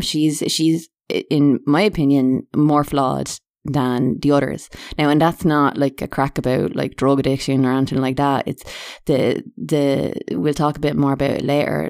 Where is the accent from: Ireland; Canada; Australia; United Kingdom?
Ireland; being Irish and apologising all the time